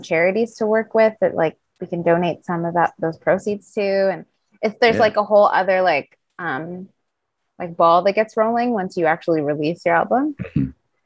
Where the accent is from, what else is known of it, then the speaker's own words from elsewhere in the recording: Vancouver, British Columbia, Canada; my parents are both from an island called St. Vincent and the Grenadines. And I was born in Vancouver, British Columbia.